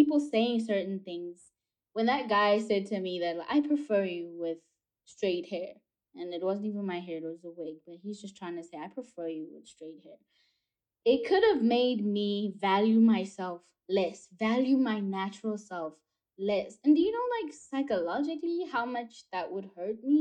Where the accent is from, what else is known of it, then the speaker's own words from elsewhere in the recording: South Africa; growing up in South Africa and seeing American movies and TV